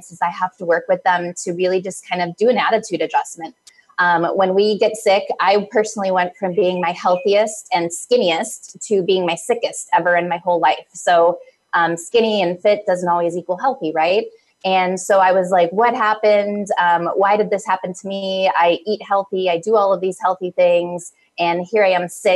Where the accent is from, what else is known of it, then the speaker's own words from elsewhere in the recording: Midwest, United States; moved away as an adult; also born or lived in East Coast; I was born and raised in the Midwest, but I was living out east